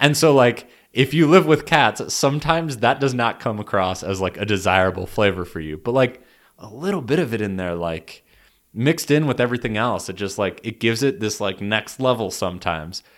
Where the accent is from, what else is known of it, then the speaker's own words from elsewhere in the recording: United States; as an American